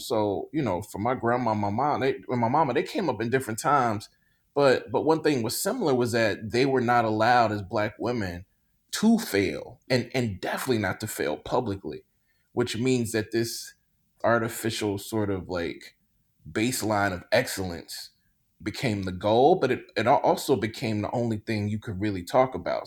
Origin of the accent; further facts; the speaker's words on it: Mississippi, United States; I grew up in Mississippi